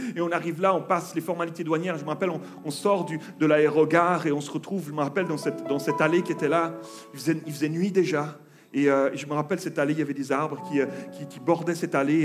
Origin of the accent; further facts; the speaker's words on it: Switzerland; On s'est retrouvé pour une nouvelle vie chez nous en Suisse